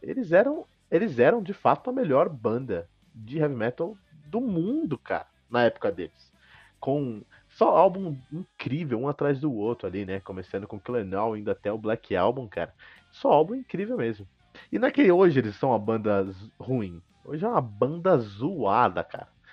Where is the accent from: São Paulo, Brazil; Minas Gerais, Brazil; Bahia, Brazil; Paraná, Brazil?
São Paulo, Brazil; Cotia; Portuguese is a second language; moved away; eu cresci em Cotia